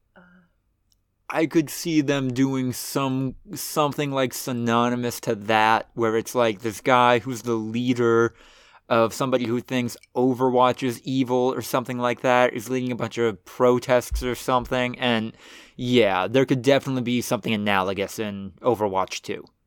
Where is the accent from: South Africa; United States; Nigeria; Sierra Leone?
United States; as an American